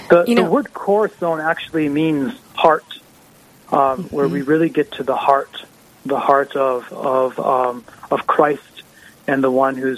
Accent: Halliday, North Dakota, United States; It's actually my home area. I grew up in the Halliday area.

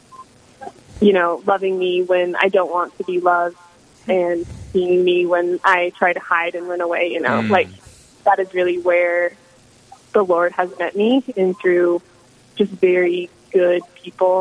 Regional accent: Cheyenne, Wyoming, United States; moved away as an adult; now in Denver, United States; I am currently a Christ in the City missionary in Denver, Colorado, but I'm from Cheyenne, Wyoming.

